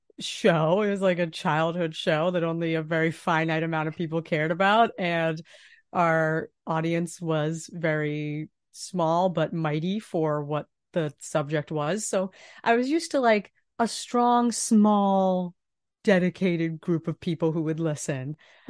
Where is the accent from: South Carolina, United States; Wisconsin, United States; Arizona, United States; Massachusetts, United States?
Massachusetts, United States; Boston; I'm from Boston.